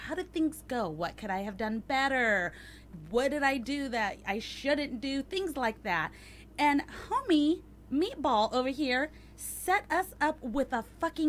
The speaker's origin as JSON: {"language": "English", "town": "Carson City", "region": "Nevada", "country": "United States", "tie": "born or raised there", "said": "I leave my hometown of Carson City in the lovely state of Nevada, where men are men and don't wear flip-flops with their jeans on."}